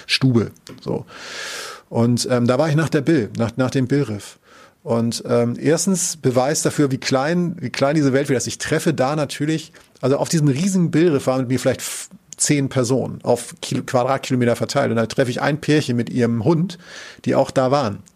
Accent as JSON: {"language": "German", "region": "Northern Germany", "country": "Germany", "said": "ich komme ja aus Norddeutschland"}